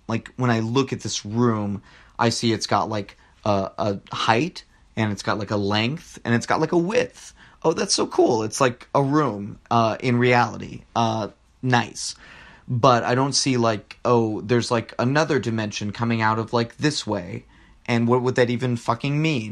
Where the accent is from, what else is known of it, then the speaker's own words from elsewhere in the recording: Rio Grande Valley, Texas, United States; moved away; I'm from the Rio Grande Valley